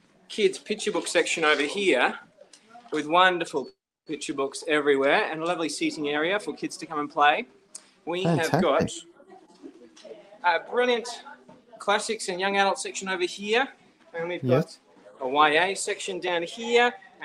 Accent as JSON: {"language": "English", "town": "Fremantle", "region": "Western Australia", "country": "Australia", "tie": "born or raised there", "said": "I'm here in my studio in Fremantle in my hometown"}